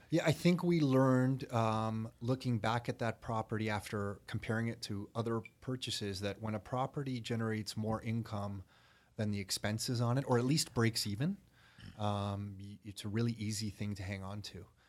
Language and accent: English; Toronto, Ontario, Canada; I was born in Toronto